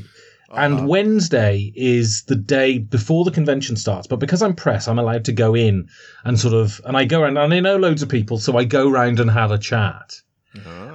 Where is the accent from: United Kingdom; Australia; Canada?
United Kingdom; England; accent: English; I'm English. Listen to the accent.